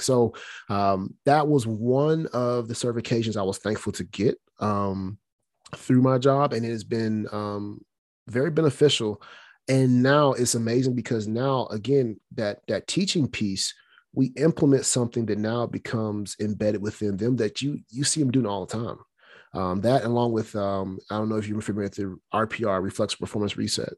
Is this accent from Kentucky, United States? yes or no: no; Alabama, United States; moved away; I'm from Alabama.